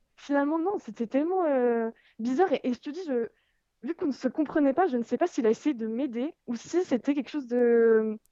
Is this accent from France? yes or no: yes; France; en tant que Française